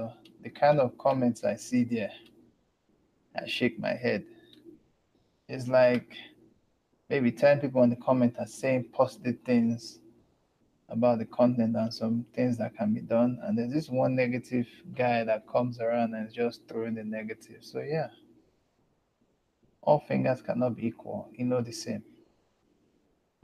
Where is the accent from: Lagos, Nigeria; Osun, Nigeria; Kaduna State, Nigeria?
Lagos, Nigeria; accent: Southern African; I grew up in Lagos. Lagos is a beach state